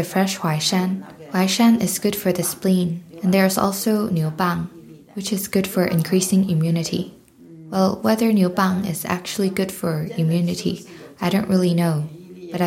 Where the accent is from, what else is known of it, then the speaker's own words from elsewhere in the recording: Lianzhou, Guangdong, China; now in Edinburgh, United Kingdom; I am from Lianzhou County in Guangdong, China. And now I'm living in a care home in Edinburgh.